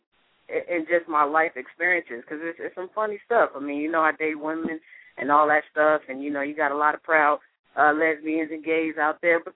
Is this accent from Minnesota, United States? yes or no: no; New York, United States; moved away; I'm from New York